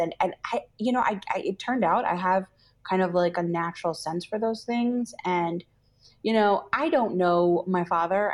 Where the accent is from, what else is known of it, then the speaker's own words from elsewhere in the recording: New Jersey, United States; I grew up in New Jersey